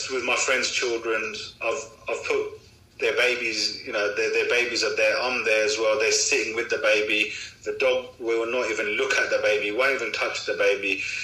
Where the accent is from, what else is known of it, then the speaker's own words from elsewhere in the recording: United Kingdom; I'm British, I'm born British, you know, family's been here since the 50s. But Pakistan is where our roots are.